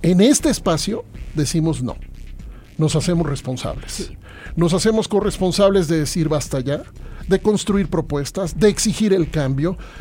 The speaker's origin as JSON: {"language": "Spanish", "region": "Mexico City", "country": "Mexico", "said": "Yo soy chilango"}